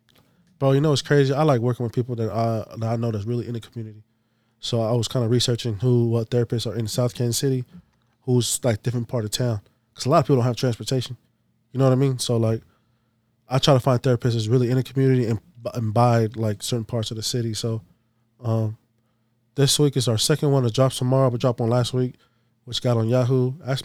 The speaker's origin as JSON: {"language": "English", "town": "Masefau", "country": "American Samoa", "said": "I'm from Masifau. That's the name of the village. It's called Masifau."}